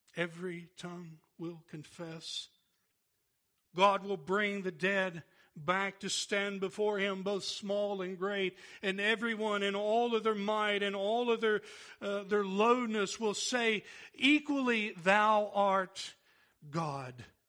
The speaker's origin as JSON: {"language": "English", "region": "Tennessee", "country": "United States", "said": "I'm from Tennessee"}